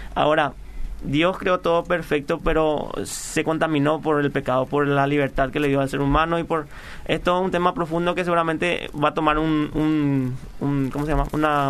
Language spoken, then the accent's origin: Spanish; Paraguay; cuando decimos que somos paraguayos